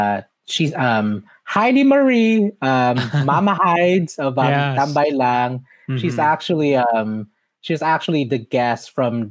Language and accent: English; Philippines; Through our upbringing, and also to being an immigrant, that's being a Filipino immigrant.